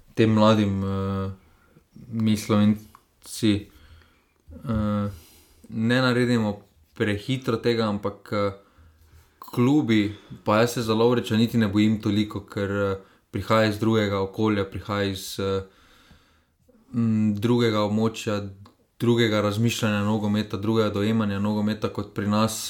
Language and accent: Slovenian; Slovenia; Slovenci smo